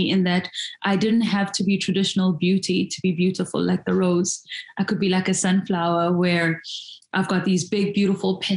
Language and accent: English; Soweto, Gauteng, South Africa; I grew up in Soweto